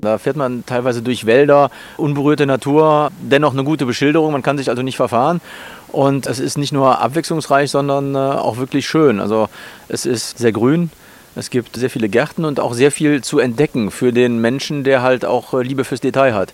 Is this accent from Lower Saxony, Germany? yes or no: no; Cologne, North Rhine-Westphalia, Germany; Ich bin Kölner